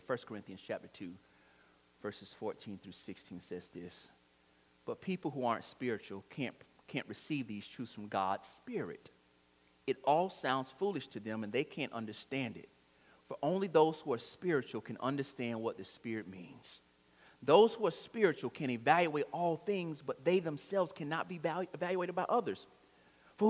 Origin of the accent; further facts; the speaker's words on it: Florida, United States; I was born in Florida. I plan on dying in Florida.